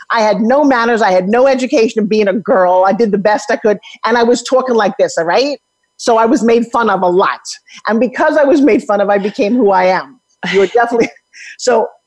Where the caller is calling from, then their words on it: Colorado, United States; I'm in Colorado, up